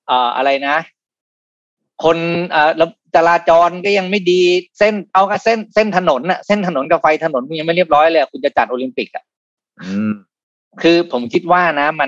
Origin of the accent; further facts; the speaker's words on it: Bangkok, Thailand; ในฐานะคนกรุงเทพถ้าเท่าที่ฟังนะถึงวันนี้ประมาณสองสามวันที่พี่เปิดตัวผมยังไม่เลือกครับ